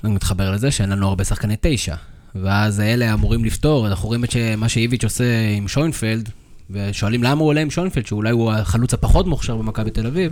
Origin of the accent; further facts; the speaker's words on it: Karmiel, Northern District, Israel; אנחנו גדלנו בכרמיאל